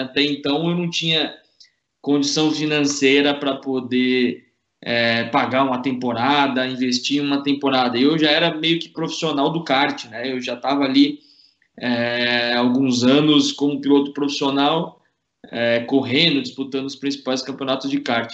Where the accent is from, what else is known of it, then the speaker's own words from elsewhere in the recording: São Paulo, Brazil; moved away as an adult; nasci na ZN, cresci, estudei na ZN, fiz tudo na ZN